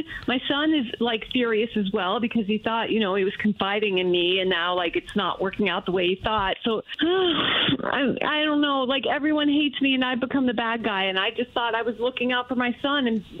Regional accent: Nevada, United States; moved away; I'm from Nevada, and I go back, and I visit my family

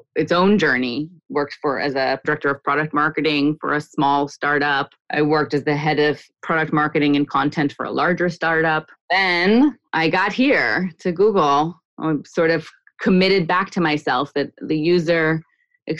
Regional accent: New Jersey, United States; moved away as an adult; also born or lived in Boston; now in Israel; Grew up in New Jersey, went to college in Boston

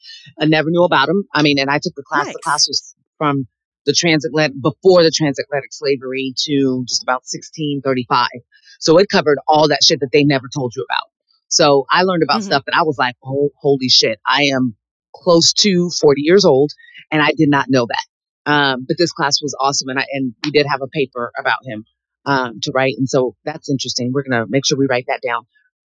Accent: United States; You know, I am an American. I have every right.

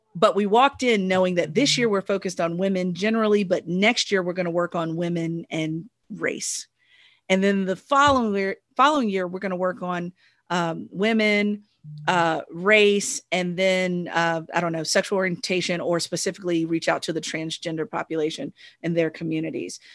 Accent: United States; ourselves as Americans

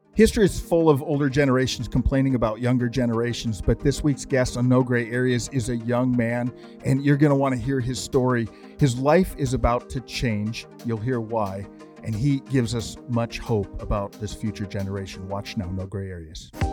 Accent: Montana, United States; moved away; I'm from Montana originally

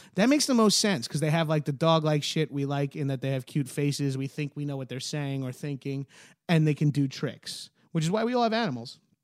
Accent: Long Island, New York, United States; I'm a New Yorker. I'm from Long Island

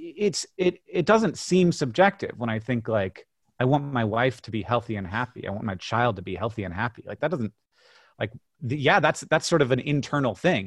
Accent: Orlando, Florida, United States; also born or lived in Birmingham, Alabama; I was born in Birmingham, and then I grew up in Orlando, Florida.

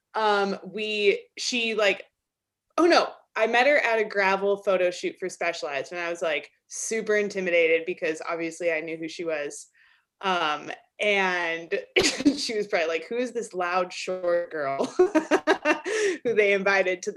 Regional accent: Albuquerque, New Mexico, United States; moved away as an adult; now in Durango, United States; I grew up in Albuquerque, which is like 3.5 hours south of here

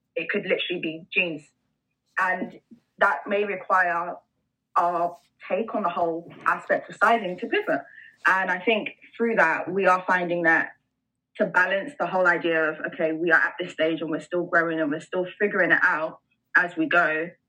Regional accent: London, United Kingdom; also born or lived in Kent; I grew up in a city, well, a town called Deptford um, for most of, well, most of my childhood

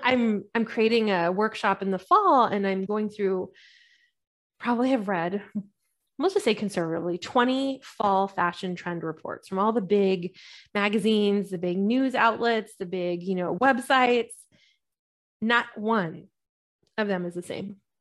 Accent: California, United States; also born or lived in London; I'm Californian and I'm super Californian

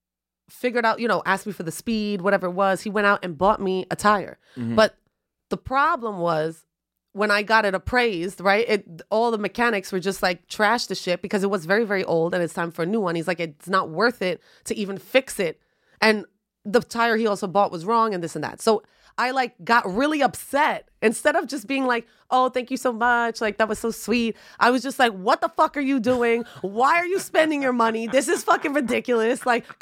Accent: Bronx, New York, United States; Listen, first off, I'm from the Bronx.

